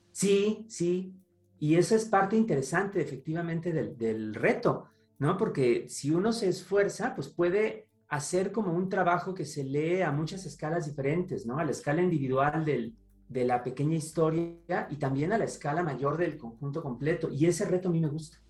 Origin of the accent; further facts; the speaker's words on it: Toluca, State of Mexico, Mexico; moved away; En casa de mi mamá, allá en la ciudad de Toluca, de donde vengo